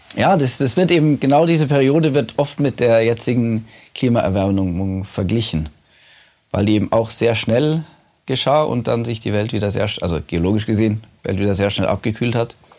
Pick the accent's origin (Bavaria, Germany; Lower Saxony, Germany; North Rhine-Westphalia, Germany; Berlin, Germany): Bavaria, Germany; Munich; moved away as an adult; now in Svalbard, Norway; bin aus München